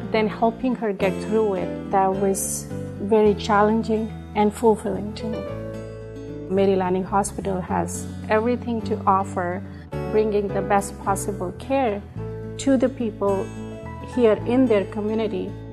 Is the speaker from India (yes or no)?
yes; India; I grew up in India and then did residency